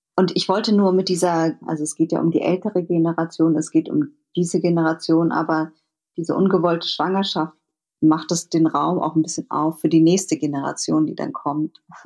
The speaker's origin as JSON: {"language": "German", "region": "Berlin", "country": "Germany", "tie": "born or raised there", "said": "Ich bin auch in Berlin aufgewachsen"}